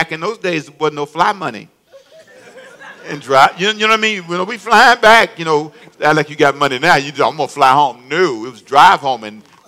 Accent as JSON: {"language": "English", "town": "Los Angeles", "region": "California", "country": "United States", "tie": "born or raised there", "also_born_or_lived": "Charlotte", "moved": "as an adult", "lives_now": "Savannah, United States", "said": "I was born in Savannah, but raised in L.A., Los Angeles"}